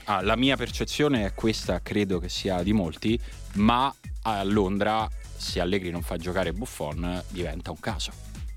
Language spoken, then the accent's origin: Italian; Rome, Lazio, Italy; da romano e romanista